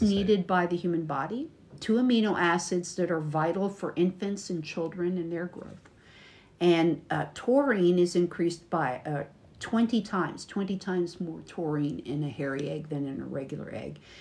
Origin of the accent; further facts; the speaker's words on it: United States; from the United States.